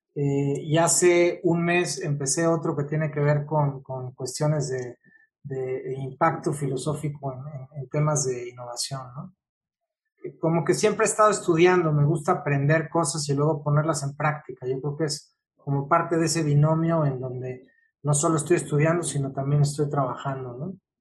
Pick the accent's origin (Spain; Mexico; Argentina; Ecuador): Mexico; yo soy mexicano, entonces tengo una cultura muy latina